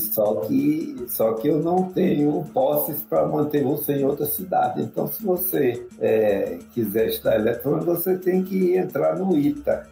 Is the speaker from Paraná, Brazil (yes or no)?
no; Recife, Pernambuco, Brazil; moved away; eu sou pernambucano do Recife, meu pai era é caruaruense e minha mãe lá do Recife, e eu fui criado a vida inteira lá.